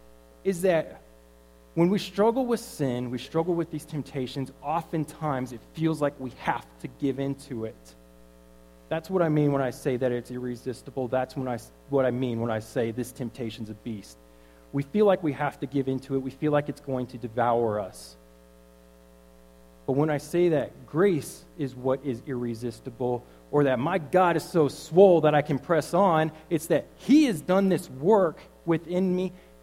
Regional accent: Killeen, Texas, United States; I grew up in Killeen, so I'm going to put it how we talk out there.

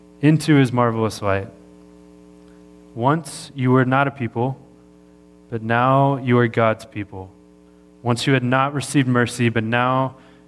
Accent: Texas, United States; moved away; I'm from Texas

